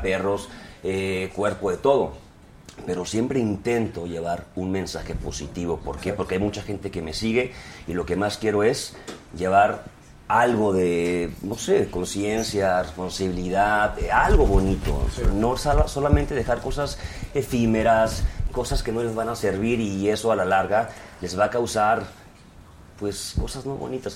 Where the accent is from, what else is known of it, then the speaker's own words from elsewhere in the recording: Guadalajara, Jalisco, Mexico; yo que soy de Guadalajara